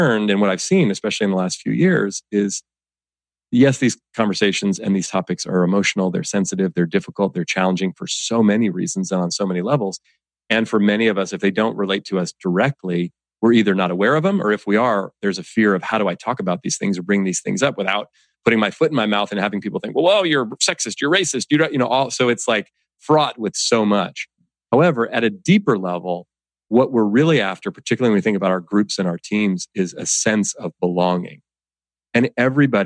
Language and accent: English; Oakland, California, United States; growing up in Oakland, California, you know, raised by my single mom